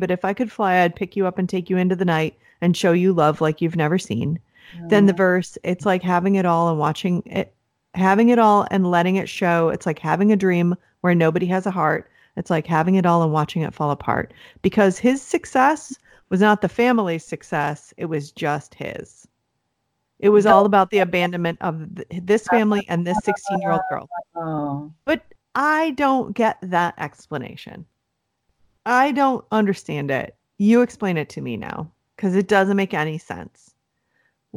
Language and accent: English; Cleveland, Ohio, United States; We're from Cleveland.